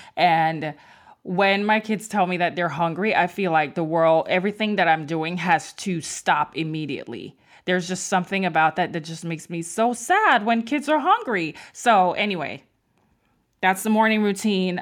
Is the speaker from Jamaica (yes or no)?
yes; Mandeville, Manchester, Jamaica; I'm from Mandible, Manchester in Jamaica